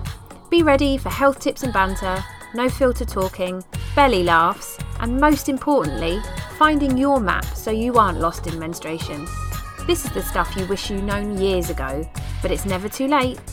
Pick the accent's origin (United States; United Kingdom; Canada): United Kingdom; being British